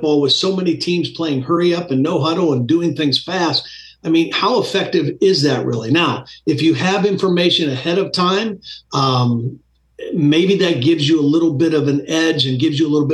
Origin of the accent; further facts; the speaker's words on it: Ohio, United States; I'm an Ohio guy. I'm from Ohio